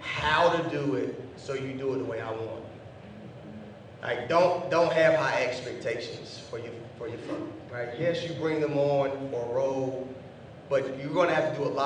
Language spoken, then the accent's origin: English; Durham, North Carolina, United States; I'm from Durham, graduated from Hillside in 2009